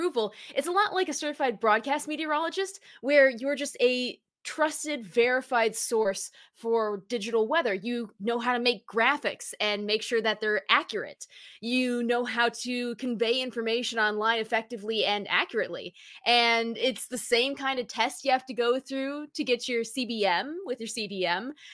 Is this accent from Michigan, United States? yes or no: yes; Battle Creek, Michigan, United States; I'm from Battle Creek, Michigan, and it's great because if the wind blows from the northwest, you smell like Fruit Loops for the day